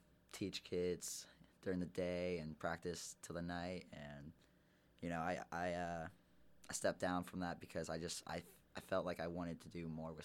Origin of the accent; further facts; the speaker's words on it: Dublin, Ohio, United States; born or raised there; also born or lived in Pennsylvania; now in Bluffton, United States